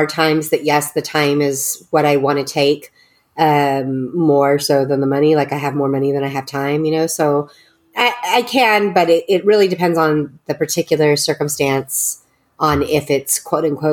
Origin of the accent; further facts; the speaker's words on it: Texas, United States; I was raised in Texas.